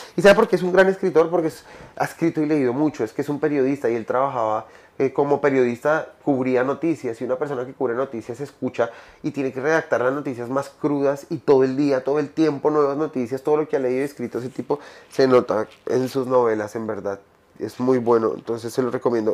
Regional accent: Colombia; por ser colombiano

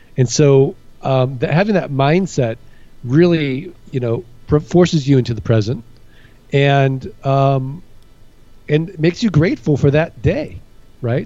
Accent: St. Louis, Missouri, United States; moved away as an adult; also born or lived in Kansas City / Midwest; now in Phoenix, United States; I'm from uh, St. Louis, Missouri

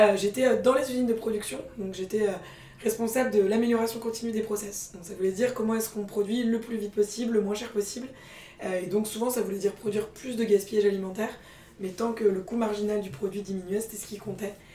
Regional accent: Paris, Île-de-France, France; also born or lived in England / Scandinavia / Norway; j'ai grandi à Paris euh, et j'étais été euh, confrontée aux, bobos parisiens euh, toute ma jeunesse

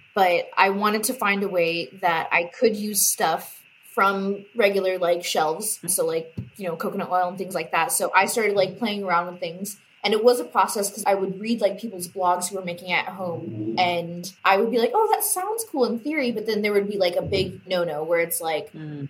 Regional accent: Bakersfield, California, United States; my hometown

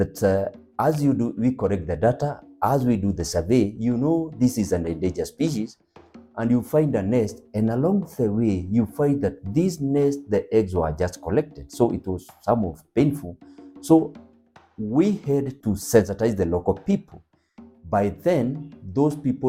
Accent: Lake Ol Bolossat, Nyandarua County, Kenya; I was raised near Lake Ol Bolossat

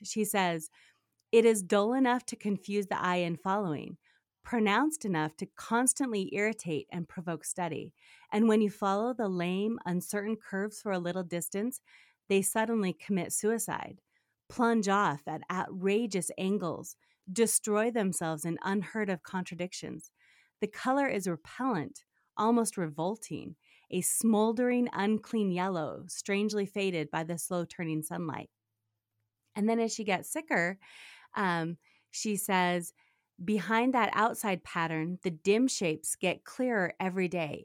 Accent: Utah, United States; moved away as an adult; also born or lived in Japan / New York City / Cairo; so I grew up mostly in Utah.

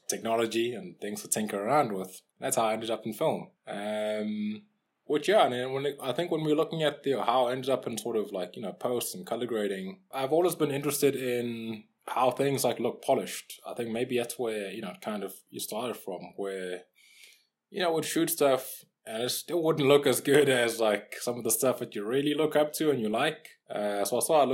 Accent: Durban, KwaZulu-Natal, South Africa; now in Johannesburg, South Africa; I'm originally from Durban

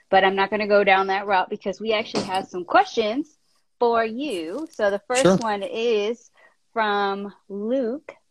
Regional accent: India; I'm an Indian woman, comes from very strict Indian family

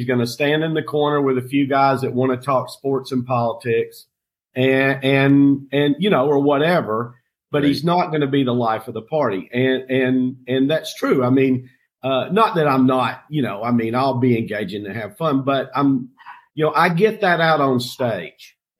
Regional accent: on the North Carolina-Tennessee border, United States; now in Sarasota, United States; I grew up in Tennessee on the North Carolina-Tennessee border. And I just love those mountains.

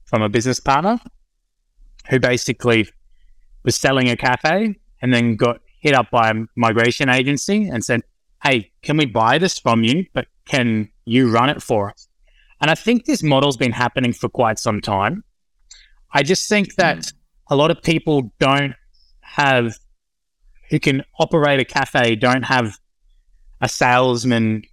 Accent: Sunshine Coast, Queensland, Australia; moved away; also born or lived in Penrith; I grew up on the Sunshine Coast

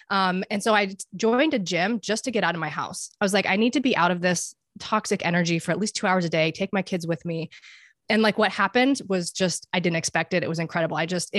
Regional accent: Dubai, United Arab Emirates; But a little bit about me, I grew up internationally. I grew up in Dubai.

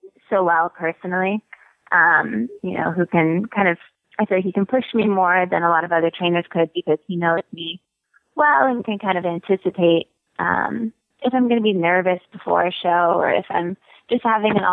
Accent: North Carolina, United States; moved away as an adult; also born or lived in California; now in Wellington, United States; Grew up in North Carolina

